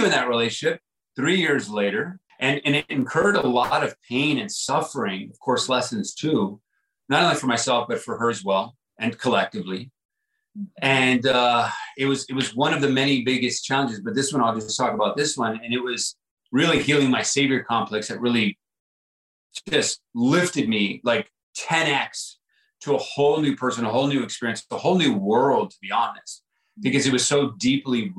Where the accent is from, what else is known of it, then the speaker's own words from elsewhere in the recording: El Paso, Texas, United States; moved away as an adult; my first 18 years of growing up, I grew up in El Paso, Texas, border town